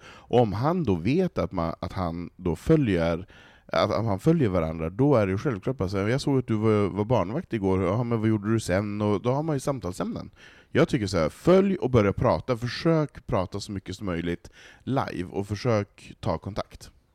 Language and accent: Swedish; Västerbotten County, Sweden; Jag kommer ju för fan från Västerbotten.